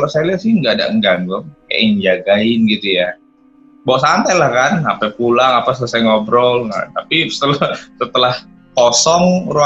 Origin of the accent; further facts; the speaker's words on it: Medan, North Sumatra, Indonesia; born there; Ini dia tahu aku dari Sumatera uh, mungkin mau tahu tepatnya di mana gitu kan. Coba saya udah lahir di Medan Thomas mas, gini.